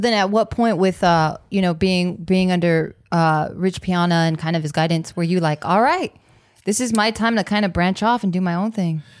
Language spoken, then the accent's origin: English; Monterey Park, California, United States; also born or lived in East Los Angeles; I grew up in Monterey Park, even though I lived in East L A.